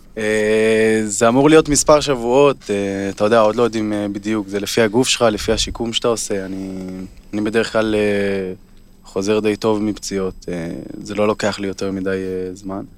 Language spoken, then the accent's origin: Hebrew; Kfar Vradim, Northern District, Israel; moved away; אני מהצפון, כמו שדיברנו על זה, גדלתי שם